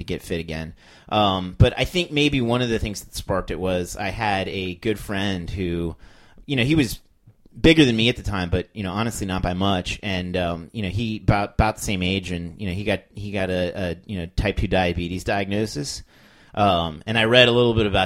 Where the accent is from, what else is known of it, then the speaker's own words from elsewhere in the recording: United States; being an American